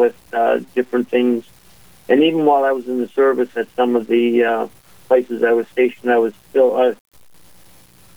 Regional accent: Harvey, North Dakota, United States; moved away as an adult; also born or lived in Dickinson, North Dakota / Grafton, North Dakota; now in Thief River Falls, United States; wound up graduating out of Harvey High School

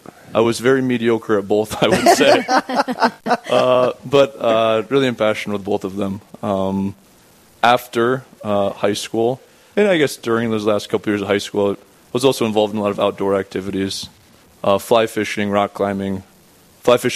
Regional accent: Rapid City, South Dakota, United States; I'm from Rapid City itself. My house is right across the street from the cathedral there, actually. My parents were living there at the time that I was born, and I spent the next 18 years there

